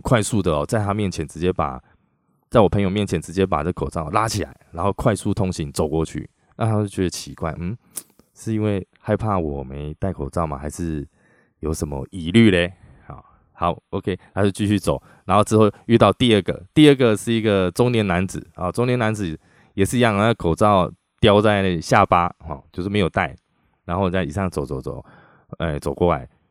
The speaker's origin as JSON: {"language": "Chinese", "country": "Taiwan", "said": "我们台湾人"}